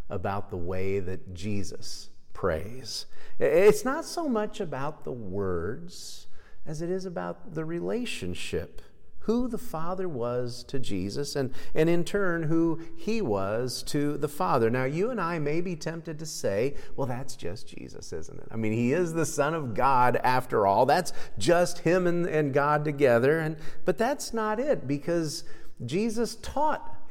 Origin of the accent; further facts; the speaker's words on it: Kansas, United States; growing up in Kansas and going to high school here